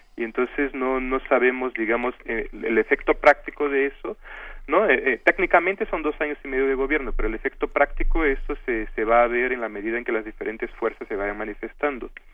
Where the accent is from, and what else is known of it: Brazil